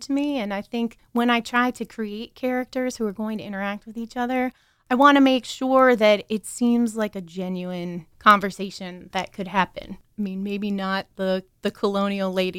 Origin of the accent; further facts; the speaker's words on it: near Sunbury, Pennsylvania, United States; the Daily Item from Sunbury, Pennsylvania, which is close to where I grew up